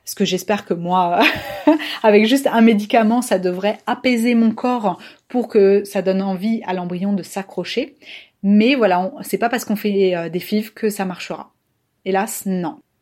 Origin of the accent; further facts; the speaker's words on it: Toulouse, Occitania, France; je suis toulousaine